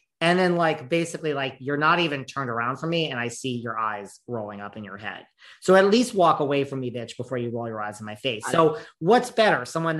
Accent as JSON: {"language": "English", "region": "New York", "country": "United States", "said": "As a New Yorker"}